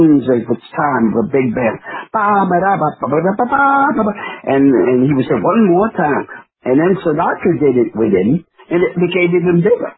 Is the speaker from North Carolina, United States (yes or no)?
no; New York City, New York, United States; I'm a New Yorker